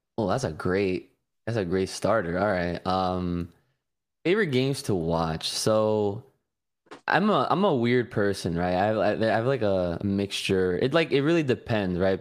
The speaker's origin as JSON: {"language": "English", "region": "New Jersey", "country": "United States", "said": "I'm from New Jersey"}